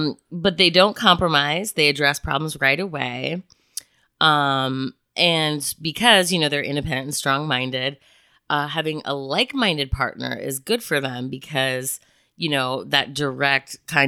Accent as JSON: {"language": "English", "town": "Chicago", "region": "Illinois", "country": "United States", "said": "I'm also from Chicago, so it makes me a rather direct human being."}